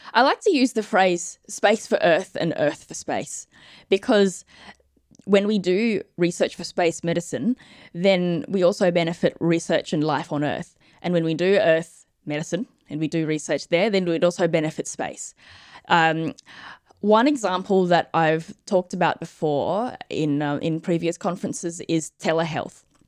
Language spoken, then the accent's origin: English; Australia; I'm Australian